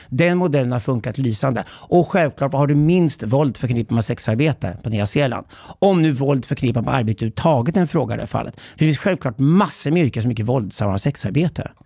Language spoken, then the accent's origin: Swedish; Sweden; som svensk man